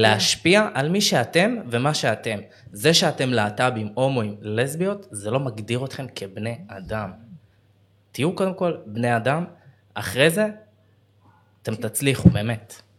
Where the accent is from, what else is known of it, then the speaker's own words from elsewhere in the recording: Beersheba, Southern District, Israel; moved away as an adult; also born or lived in Tel Aviv; אני בן 29, אני מבאר שבע